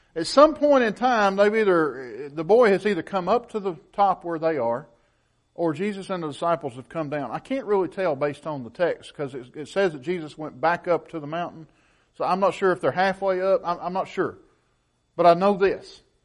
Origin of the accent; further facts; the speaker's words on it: Woodbury, Tennessee, United States; my hometown of Woodbury